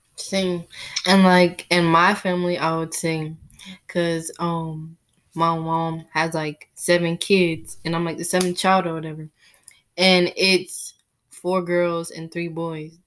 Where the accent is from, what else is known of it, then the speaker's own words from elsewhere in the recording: United States; I was born here in the United States.